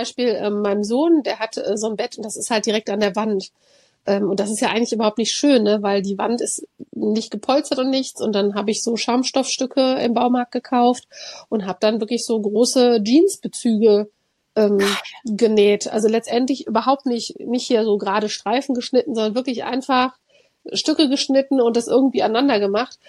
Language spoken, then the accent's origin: German; Cologne, North Rhine-Westphalia, Germany; ich bin ja in Köln groß geworden